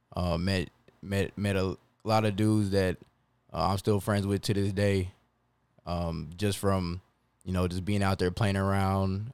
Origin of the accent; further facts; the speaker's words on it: Converse, Texas, United States; also born or lived in Long Island, New York; Six weeks later, we moved to, we land in Converse, Texas